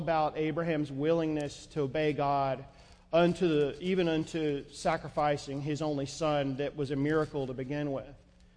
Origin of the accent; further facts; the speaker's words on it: North Georgia, United States; I grew up in North Georgia